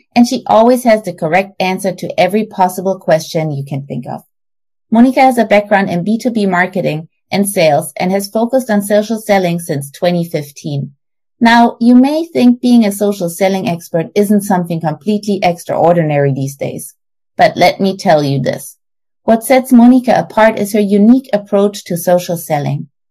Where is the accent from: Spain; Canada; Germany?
Germany; now in Texas, United States; I'm originally from Germany, but now live in Texas with my husband and my two daughters